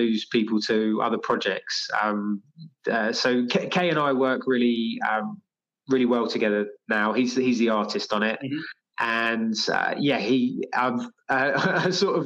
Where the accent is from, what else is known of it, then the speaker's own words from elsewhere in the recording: London, United Kingdom; I'm from London. UK.